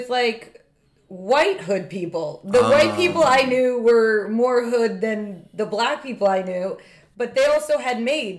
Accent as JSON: {"language": "English", "area": "Long Island", "region": "New York", "country": "United States", "tie": "born or raised there", "said": "I grew up on Long Island."}